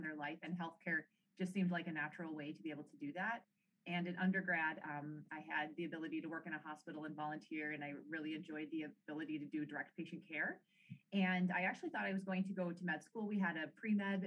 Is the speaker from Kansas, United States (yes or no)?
no; Oshkosh, Wisconsin, United States; moved away as an adult; also born or lived in La Crosse, Wisconsin; now in Rochester, Minnesota, United States; I grew up originally in Oshkosh, Wisconsin, so about 4 hours away